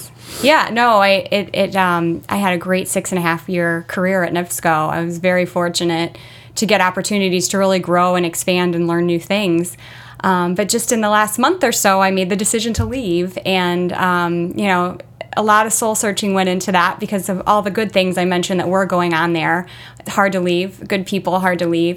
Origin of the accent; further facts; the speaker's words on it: Merrillville, Indiana, United States; also born or lived in Chicago; I'm a region girl, born and raised in Merrillville